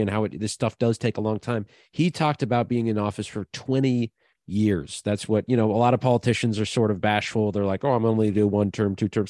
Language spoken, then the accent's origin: English; Minnesota, United States; moved away; Minnesota, my home state